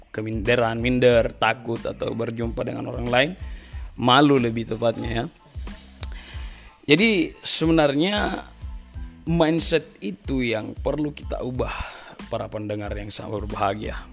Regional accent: Florida, United States; born there; Saya lahir di Florida 27 September 1998

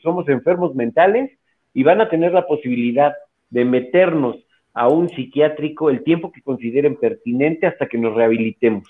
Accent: Mexico

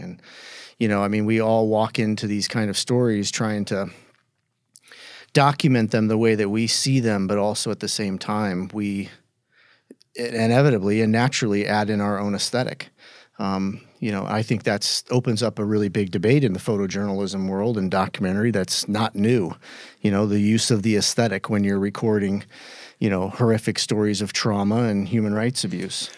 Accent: Indianapolis, Indiana, United States; moved away as an adult; also born or lived in New York; my hometown of Indianapolis

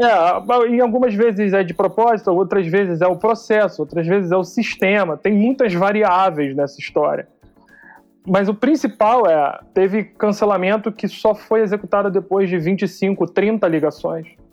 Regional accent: Rio de Janeiro, Brazil; accent: carioquês; now in São Paulo, Brazil; Eu sou carioca, sou analista de sistemas por formação

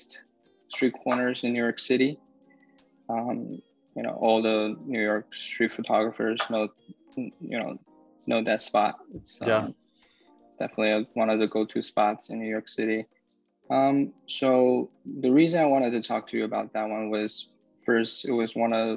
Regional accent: Beijing, China; moved away as an adult; now in New Jersey, United States; I was born and raised in Beijing, came to the United States when I was 18. I'm living in New Jersey now.

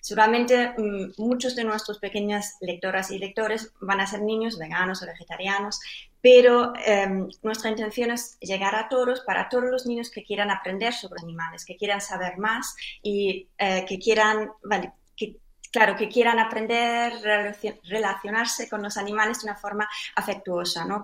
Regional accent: Germany; now in Spain; yo soy alemana, aunque ya llevo mucho tiempo viviendo en, en España

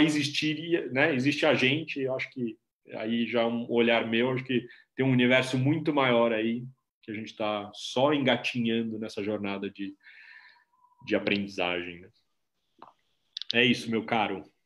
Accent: Brazil; eu sou brasileiro e também latino-americano e também cidadão do planeta

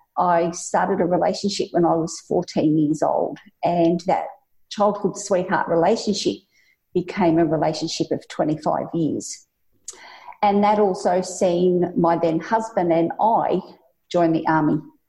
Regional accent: central Victoria, Australia; now in Sydney, Australia; Actually originated from central Victoria, but now living in Sydney and been here for 20 years.

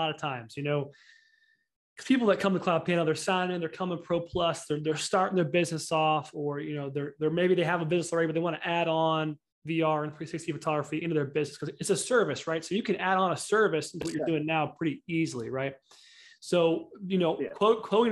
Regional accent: Houston, Texas, United States; I'm from Houston

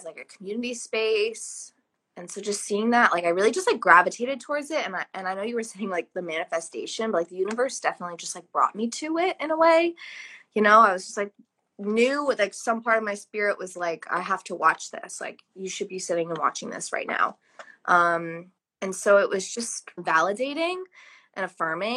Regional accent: Dedham, Massachusetts, United States; also born or lived in Cambridge, Massachusetts; now in Providence, United States; I grew up in Dedham, Massachusetts.

